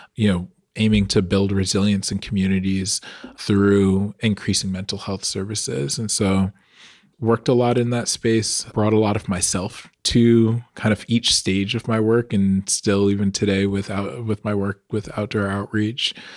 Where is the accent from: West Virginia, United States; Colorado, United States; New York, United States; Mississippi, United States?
New York, United States; Long Island; growing up on Long Island